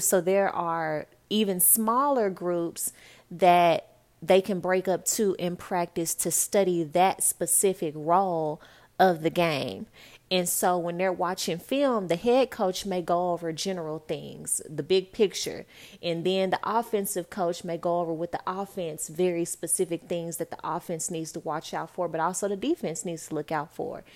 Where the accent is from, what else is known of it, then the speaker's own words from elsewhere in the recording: Dallas, Texas, United States; also born or lived in New York; I'm from Dallas, Texas